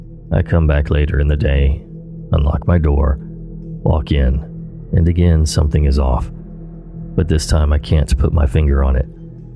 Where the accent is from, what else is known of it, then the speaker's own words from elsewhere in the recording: Australia; born there; even though I told him I was born in Australia.